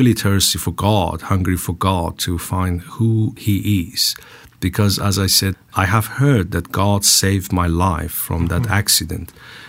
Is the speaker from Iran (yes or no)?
yes; Isfahan, Iran; English is a second language; So I was born in Iran, Isfahan, and also I was born in a Muslim family, Shia Muslim family, and I brought up in Islamic Shia tradition.